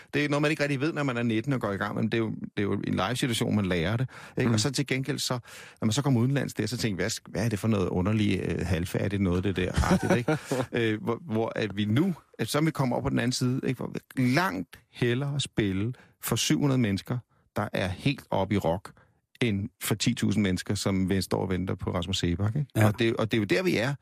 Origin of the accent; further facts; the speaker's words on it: Denmark; vi er danskere